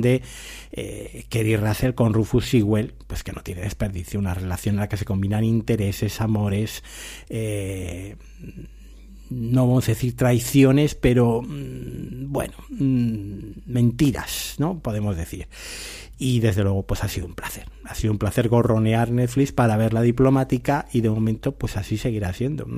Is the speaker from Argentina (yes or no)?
no; Spain; somos españoles